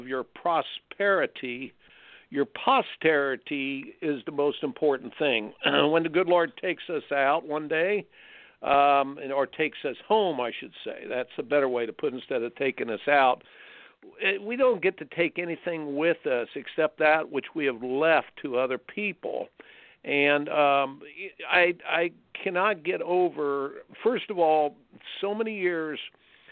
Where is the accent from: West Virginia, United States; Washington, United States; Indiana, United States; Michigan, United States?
Indiana, United States; moved away; I grew up in Indiana.